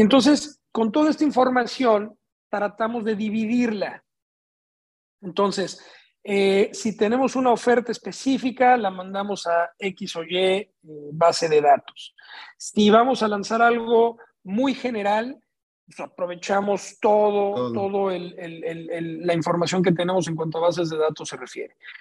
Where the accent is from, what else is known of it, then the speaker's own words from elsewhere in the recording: Mexico City, Mexico; now in Tijuana, Mexico; Yo vengo de la Ciudad de México